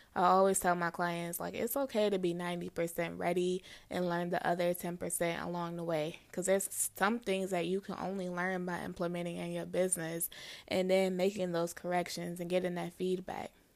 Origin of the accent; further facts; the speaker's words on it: Midwest, United States; moved away as an adult; also born or lived in Los Angeles; I'm from the Midwest. I had never left the Midwest at this point.